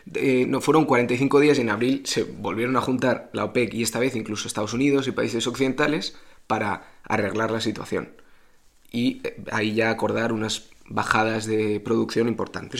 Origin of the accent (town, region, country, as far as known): Spain